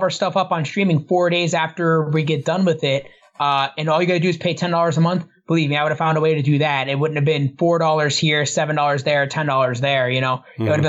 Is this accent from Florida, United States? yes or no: yes; Orlando, Florida, United States; moved away; also born or lived in Canton; I grew up in Orlando, like, the Orlando area. Like, I always grew up remotely close to the theme parks. Okay. I was born in Canton. I lived in Florida for 10 years, and then I moved back to Canton.